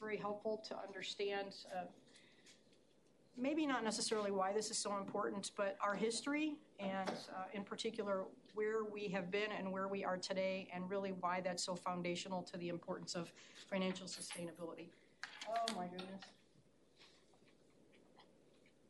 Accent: Chicago, Illinois, United States; moved away; also born or lived in Indiana / Boulder, Colorado; I'm from Chicago originally

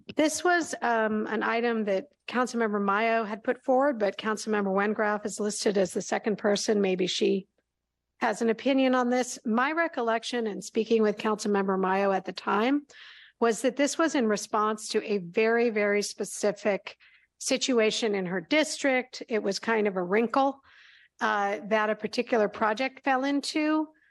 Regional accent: Berkeley, California, United States; when I was growing up in Berkeley

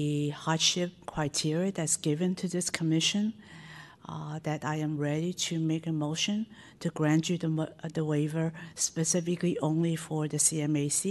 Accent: San Francisco, California, United States; I grew up in Chinatown and I still live near it

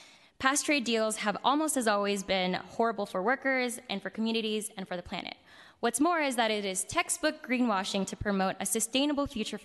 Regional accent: San Francisco, California, United States; As someone who was born and raised in San Francisco by Filipino immigrants, I'm here to express support for Supervisor Chan's resolution regarding APEC as well.

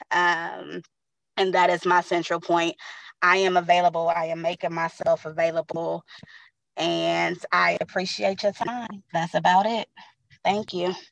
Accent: San Francisco, California, United States; also born or lived in Daly City / East Bay; now I am back in San Francisco. Um, I am from San Francisco. I went to San Francisco Unified School District. Most of my life has been San Francisco.

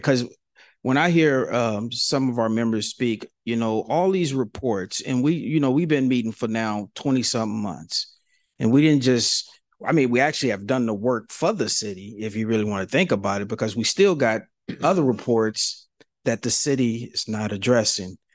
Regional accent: San Francisco, California, United States; I'm from San Francisco. I'm fifty-five years old

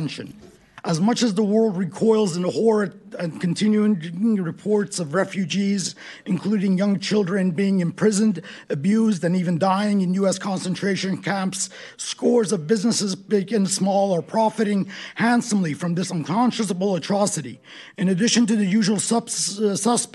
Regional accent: San Francisco, California, United States; also born or lived in Iran; I'm an Iranian-American immigrant. I grew up in the Bay Area in San Francisco.

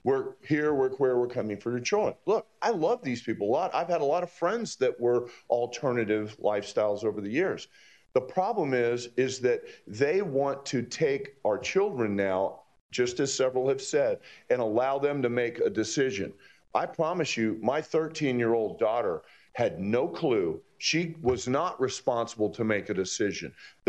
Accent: Fort Lauderdale, Florida, United States; something that growing up in Fort Lauderdale, I saw from a very young age

